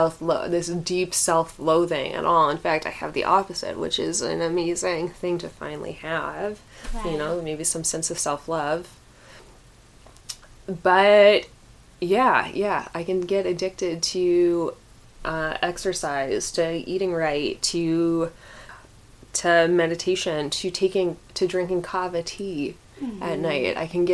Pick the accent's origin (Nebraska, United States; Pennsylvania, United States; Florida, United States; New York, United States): Pennsylvania, United States; Clarks Summit; I think, well, and I also grew up in I grew up in Clark Summit, so mm-hmm. I had, like, friends who were very affluent.